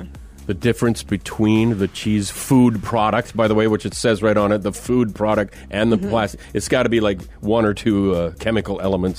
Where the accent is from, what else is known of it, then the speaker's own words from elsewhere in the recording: Minnesota, United States; moved away; I'm this kid from Minnesota.